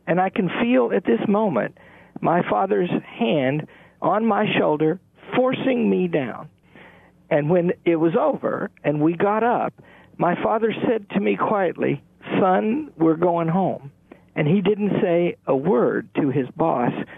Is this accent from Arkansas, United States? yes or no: yes; Northeast Arkansas, United States; I grew up in Northeast Arkansas